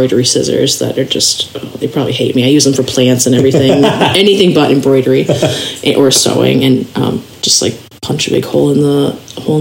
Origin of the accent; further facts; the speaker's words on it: Minneapolis, Minnesota, United States; I grew up around in the Twin Cities